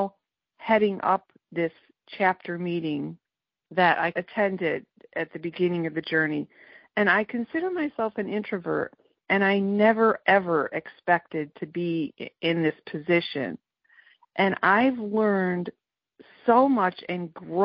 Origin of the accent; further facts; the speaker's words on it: Bristol, Connecticut, United States; I'm from Bristol, Connecticut